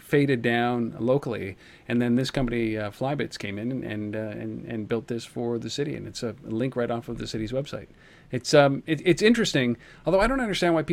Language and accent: English; Ottawa, Ontario, Canada; the city of Ottawa, which is my hometown, Ottawa, Ontario, Canada